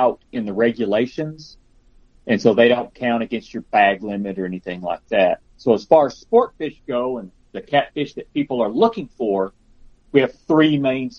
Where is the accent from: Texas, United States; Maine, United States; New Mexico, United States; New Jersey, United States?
New Mexico, United States; Carlsbad; also born or lived in Las Cruces, New Mexico / Roswell, New Mexico / Albuquerque, New Mexico; I grew up in Carlsbad